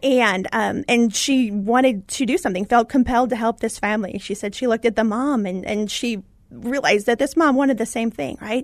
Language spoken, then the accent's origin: English; Indiana, United States; I was born in Indiana